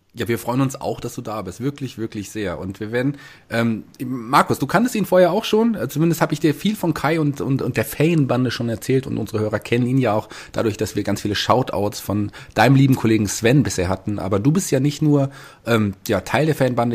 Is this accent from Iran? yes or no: no; Hesse, Germany; als Hesse